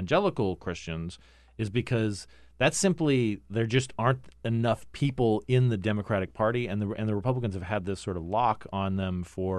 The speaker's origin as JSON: {"language": "English", "town": "Phoenix", "region": "Arizona", "country": "United States", "tie": "born or raised there", "also_born_or_lived": "Cottonwood, Arizona", "said": "tell where my experience was in growing up in Phoenix and Cottonwood, Arizona?"}